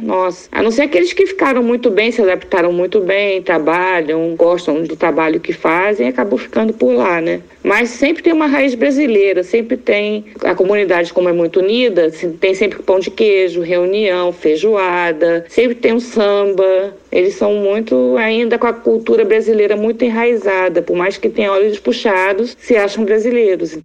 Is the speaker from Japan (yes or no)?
yes; Tokyo, Japan; now in Brazil; Eu nasci em Tóquio